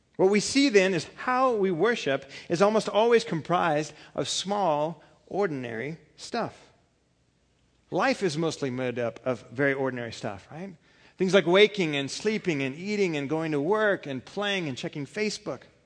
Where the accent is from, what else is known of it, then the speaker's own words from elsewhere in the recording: California, United States; I'm from California